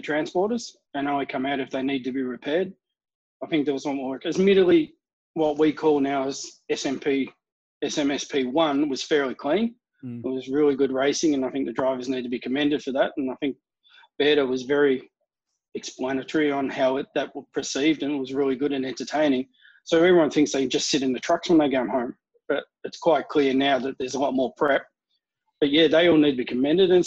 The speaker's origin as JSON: {"language": "English", "town": "Melbourne", "region": "Victoria", "country": "Australia", "said": "I'm from Melbourne."}